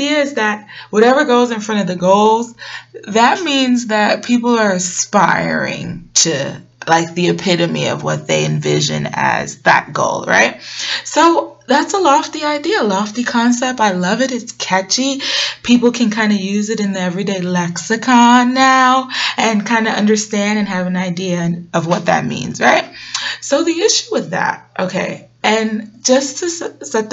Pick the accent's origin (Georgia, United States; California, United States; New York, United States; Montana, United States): New York, United States; New York City; moved away as an adult; now in Atlanta, United States; I hail from Brooklyn, New York, and I'll always be a BK baby